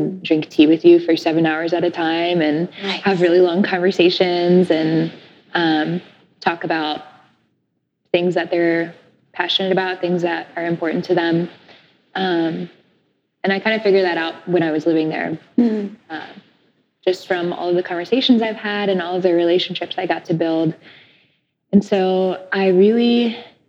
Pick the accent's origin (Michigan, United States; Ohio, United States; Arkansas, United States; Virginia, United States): Virginia, United States; moved away as an adult; also born or lived in Jerusalem; now in Tacoma, United States; So I'm originally from Virginia. My family is Egyptian. And I live in Tacoma now